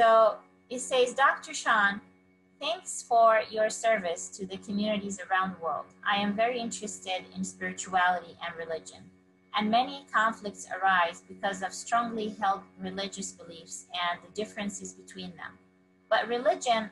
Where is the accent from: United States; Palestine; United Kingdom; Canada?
Palestine; I'm from Palestine